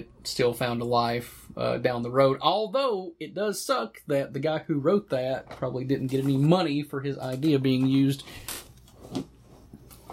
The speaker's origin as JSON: {"language": "English", "town": "Morristown", "region": "Tennessee", "country": "United States", "tie": "born or raised there", "said": "I grew up in Morristown, Tennessee, where they filmed the original film."}